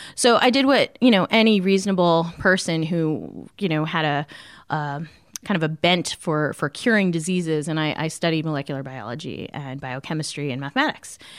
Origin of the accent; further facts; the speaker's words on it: Arlington, Massachusetts, United States; I grew up in Arlington, Massachusetts